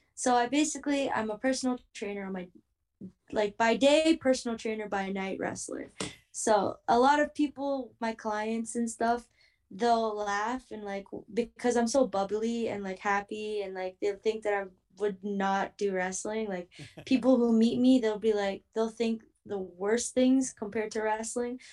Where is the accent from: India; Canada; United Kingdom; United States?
Canada; Toronto, Ontario; moved away; Hopefully in my hometown